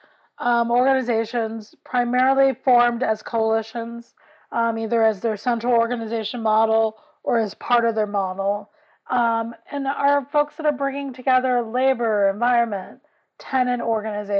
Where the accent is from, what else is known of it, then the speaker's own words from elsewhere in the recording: New York City, New York, United States; I grew up in West Harlem, so it's a working class community.